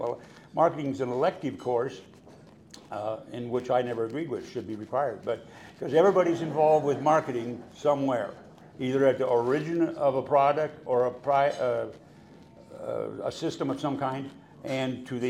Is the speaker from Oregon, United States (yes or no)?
no; Colorado, United States; now in Nebraska, United States; Well, I'm from Colorado originally, and my dad was in the Forest Service, so I lived in several places all over Colorado over the years. And then I got to Nebraska because there's a Nebraska National Forest.